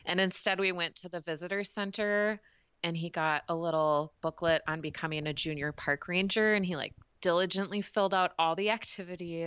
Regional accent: United States; as a American consumer

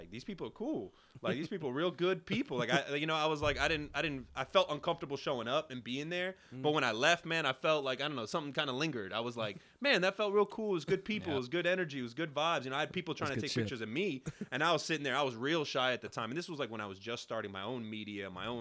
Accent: New York City, New York, United States; Originally from Brooklyn.

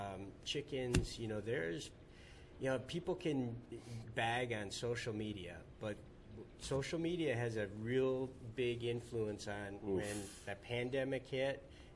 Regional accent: Escanaba, Michigan, United States; moved away as an adult; also born or lived in St. Paul, Minnesota; I grew up in the Upper Peninsula of Michigan, Escanaba

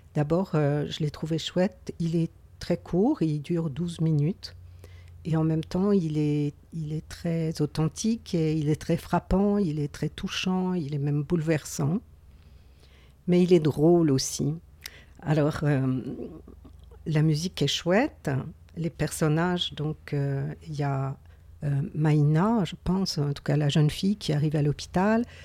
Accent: Gaspésie, Quebec, Canada; accent: Gaspésie; mon accent de la Gaspésie

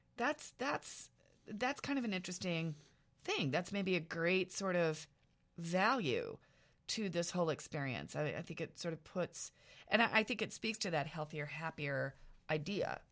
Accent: small town central Iowa, United States; moved away; I was from small town central Iowa

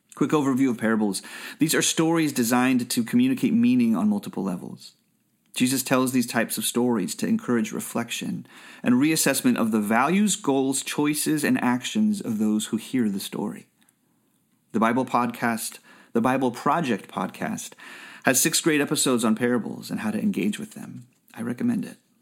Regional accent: Bay Area, California, United States; I grew up in the Bay Area

